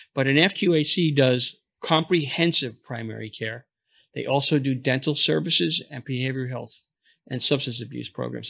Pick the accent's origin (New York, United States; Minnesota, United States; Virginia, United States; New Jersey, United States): New York, United States; New York City; moved away; also born or lived in Florida; I'm from New York originally, Brooklyn